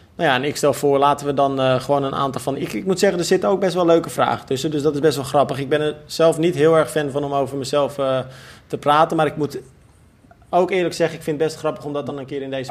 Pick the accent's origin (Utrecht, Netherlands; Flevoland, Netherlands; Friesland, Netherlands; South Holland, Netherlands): Flevoland, Netherlands; Almere; Ik stond als kind altijd in Almere Haven te kijken